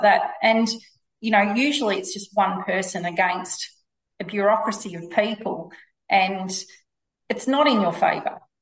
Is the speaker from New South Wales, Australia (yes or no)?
no; Victoria, Australia; I'm from Victoria